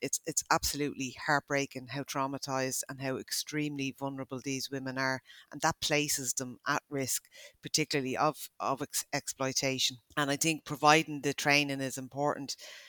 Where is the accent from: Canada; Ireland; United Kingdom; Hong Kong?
Ireland; and that's as an Irish person.